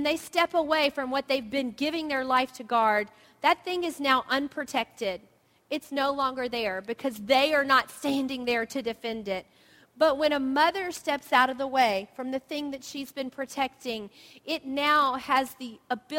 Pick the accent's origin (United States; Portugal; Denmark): United States; the South; moved away; We grew up in the South where there were blue jays.